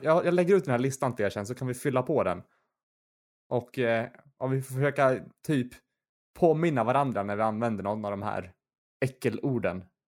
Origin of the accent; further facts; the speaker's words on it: Gothenburg, Västra Götaland, Sweden; jag var född i Göteborg